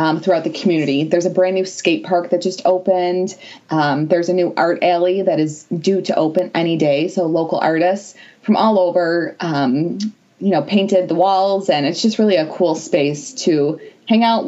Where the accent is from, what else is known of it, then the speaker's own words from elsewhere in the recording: Niagara Falls, New York, United States; I was born and raised in Niagara Falls